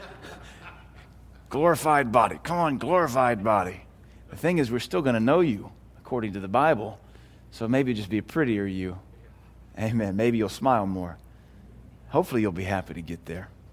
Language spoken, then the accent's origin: English; United States; I'm American.